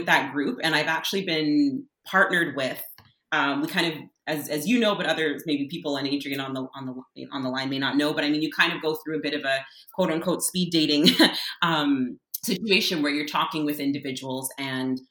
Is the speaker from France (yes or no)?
no; Canada; as a Canadian, and what it means to be on this land, and having been born in this place